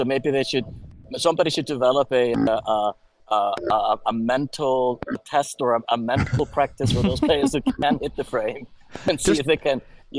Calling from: California, United States; These are the Channel Islands out there.

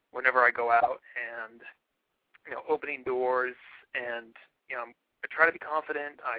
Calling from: San Francisco, California, United States; No, I'm 30 from San Francisco.

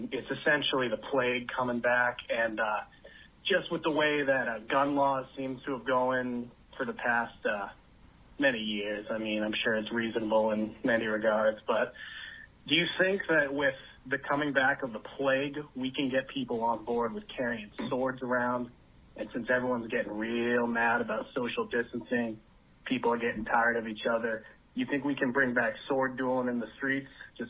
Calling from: Florida, United States; calling in from Florida.

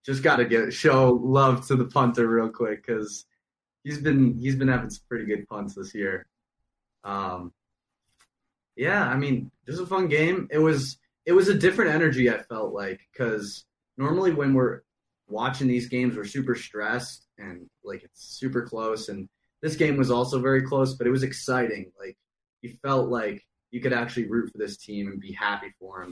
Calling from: Boulder, Colorado, United States; Calling from uh, Boulder, Colorado, right now

